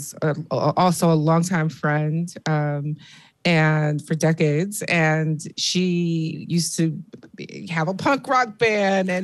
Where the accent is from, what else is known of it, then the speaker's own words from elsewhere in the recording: Detroit, Michigan, United States; I'm from that part of the East Side, that south part of the East Side, just north of Jefferson. I grew up on East Lawn between Charlevoix and Verner